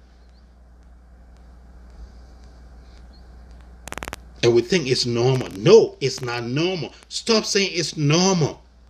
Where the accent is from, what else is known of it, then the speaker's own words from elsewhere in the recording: Buchanan, Grand Bassa County, Liberia; moved away; it takes me maybe less than an hour to get to my hometown, Buchanan.